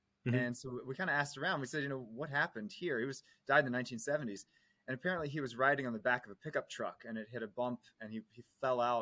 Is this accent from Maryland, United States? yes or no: yes; Maryland, United States; I was born in Maryland in 1984